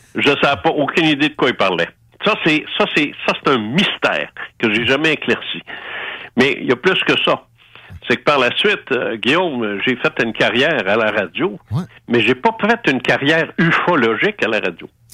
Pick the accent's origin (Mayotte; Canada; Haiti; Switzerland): Canada; Quebec City, Quebec; moved away as an adult; also born or lived in Outaouais / Paris; je suis né à Québec.